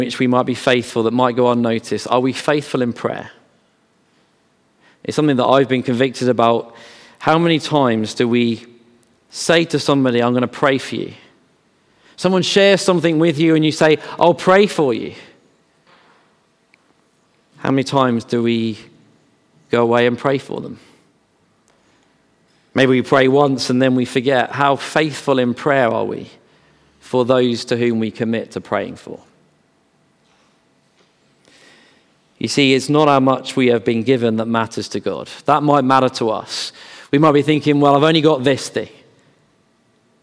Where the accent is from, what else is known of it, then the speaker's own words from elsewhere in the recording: Bedford, East of England, United Kingdom; I grew up in Bedford, so John Bunyan's land.